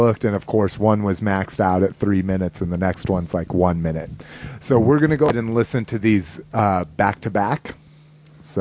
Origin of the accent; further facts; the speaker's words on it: Albuquerque, New Mexico, United States; moved away; also born or lived in Las Vegas, New Mexico; that's where I was born, but I grew up in Albuquerque